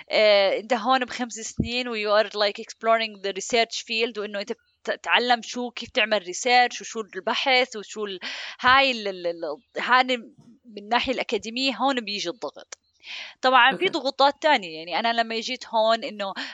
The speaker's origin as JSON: {"language": "Arabic", "town": "Amman", "region": "Amman Governorate", "country": "Jordan", "moved": "yes", "said": "لاني أنا جيت من عمان لهون فكان يعني هاي كلياتها بت... وكيف تعيش لحالك وكيف تنظم أمورك وكيف تفهم نظام الحياة هون"}